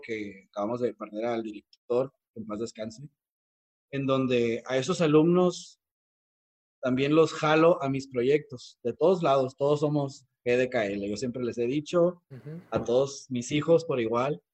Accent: Mexico; valoramos más nuestra cultura como mexicanos

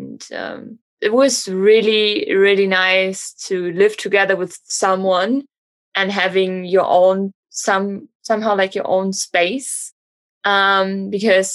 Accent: Germany; born or raised there; moved away as an adult; now in Miami, United States

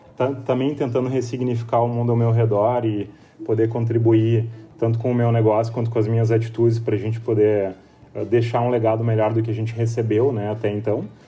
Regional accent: São Sebastião do Caí, Rio Grande do Sul, Brazil; eu venho de uma cidade do interior, de São Sebastião do Caí, que é, que é perto de Porto Alegre, mas é uma cidade pequena

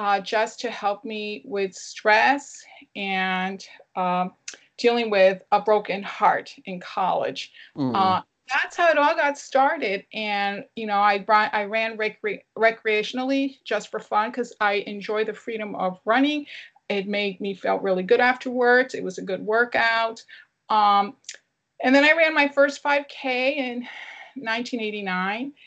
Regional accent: Connecticut, United States; I grew up in Connecticut in New England. I was born and raised

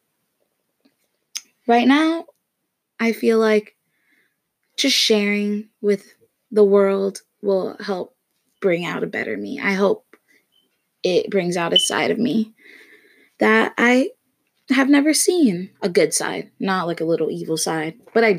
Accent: Florida, United States; also born or lived in Connecticut; I'm from Florida, actually born in Connecticut, but I moved to Florida when I was really young, so basically raised in Florida

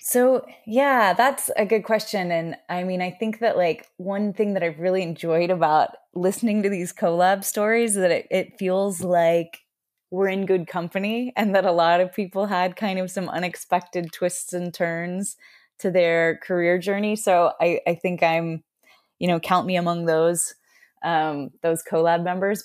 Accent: Austin, Texas, United States; moved away as an adult; also born or lived in Washington / New York; I grew up in Austin, Texas

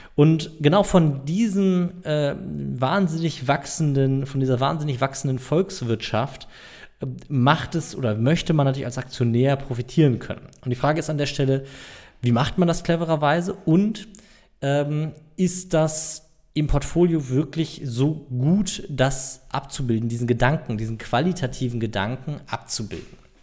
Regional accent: Germany; ich als Deutscher

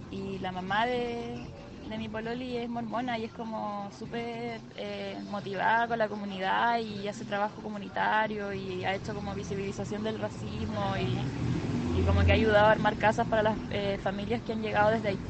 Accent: North, Chile; yo soy de Chile, pero es como usual de que me que escuchen que soy del norte

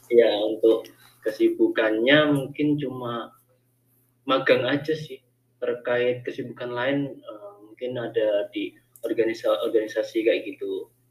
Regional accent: Pasuruan, East Java, Indonesia; Fakultas Pertanian Universitas Jember. Gua dari Pasuruan, Jawa Timur.

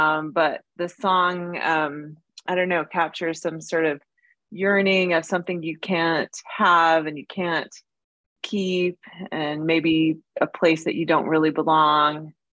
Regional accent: Kenya; But it's funny because growing up in Kenya, it was almost the opposite. You know, when I was growing up there, I was so proud to be American

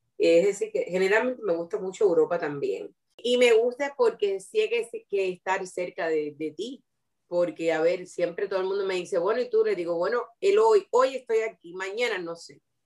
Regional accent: Cuba; moved away as an adult; also born or lived in Mozambique; me siento orgullosa de haber sido educada en Cuba

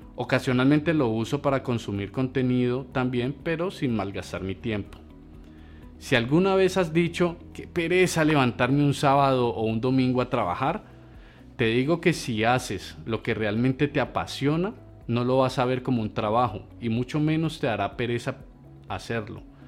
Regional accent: Colombia; como colombianos

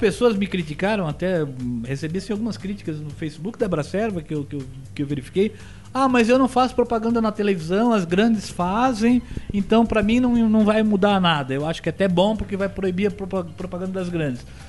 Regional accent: Blumenau, Santa Catarina, Brazil; eu sou de Blumenau

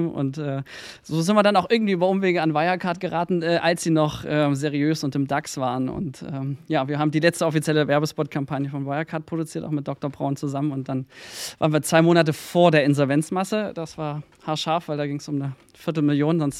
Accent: Mühlhausen, Thuringia, Germany; Dann oute ich mich gleich zu Beginn als Thüringer. Ähm, ich komme aus Mühlhausen, der ja, Stadt so ziemlich in der Mitte Deutschlands. Ähm, so, da bin ich groß geworden

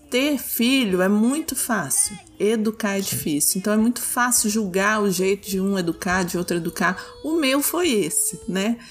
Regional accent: Minas Gerais, Brazil; eu sou de Minas

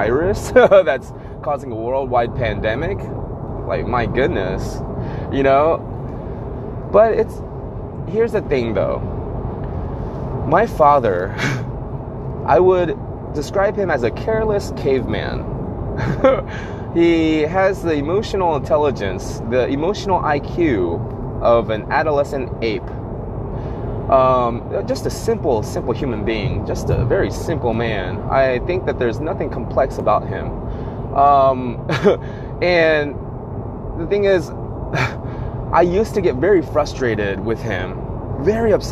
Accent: United States; I'm Asian American

